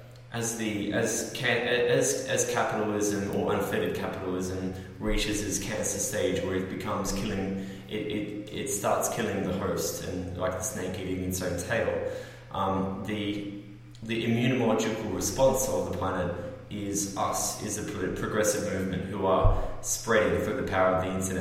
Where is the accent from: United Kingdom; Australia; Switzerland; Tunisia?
Australia; also born or lived in United States; I'm an Australian